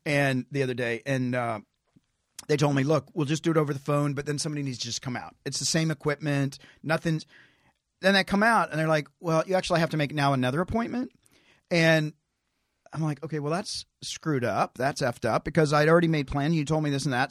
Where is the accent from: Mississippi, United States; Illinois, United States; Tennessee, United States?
Tennessee, United States; moved away; I'm a hick from Tennessee